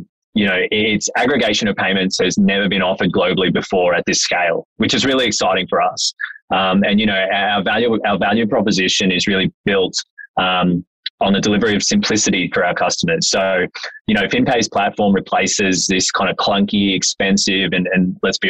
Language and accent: English; Mackay, Queensland, Australia; also born or lived in Brisbane; I'm actually from North Queensland, right? So born and raised in Mackay.